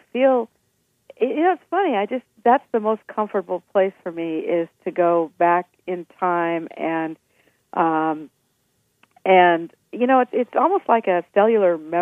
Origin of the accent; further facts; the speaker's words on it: Nebraska, United States; born and raised in Nebraska